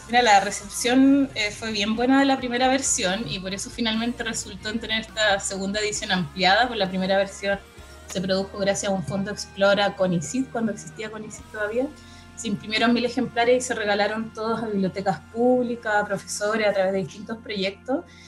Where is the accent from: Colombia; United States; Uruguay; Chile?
Chile; Santiago, Santiago Metropolitan Region; yo como santiaguina